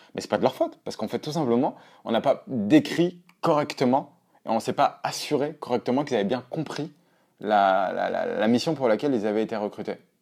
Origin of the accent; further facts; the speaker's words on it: Auvergne-Rhône-Alpes, France; je viens d'Auvergne